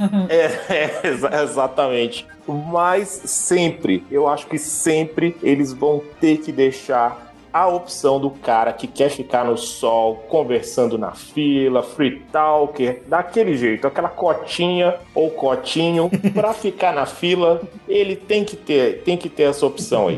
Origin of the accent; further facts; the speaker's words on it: Brazil; eu sou brasileiro